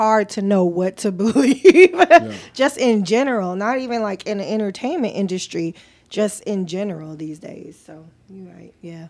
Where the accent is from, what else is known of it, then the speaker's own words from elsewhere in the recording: Compton, California, United States; I was raised in Compton, and I go for black people every day.